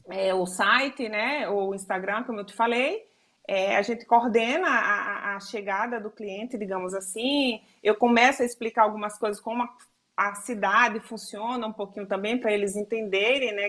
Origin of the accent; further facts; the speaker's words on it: Northeast Region, Brazil; moved away as an adult; now in Argentina; eu sou do Nordeste